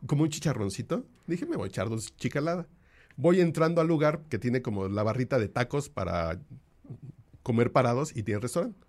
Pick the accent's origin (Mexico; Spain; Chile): Mexico; nosotros como mexicanos